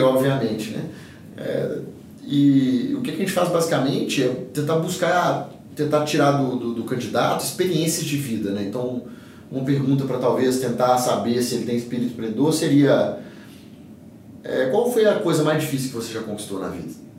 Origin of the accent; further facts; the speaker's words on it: Governador Valadares, Minas Gerais, Brazil; lá na minha região, em Governador Valadares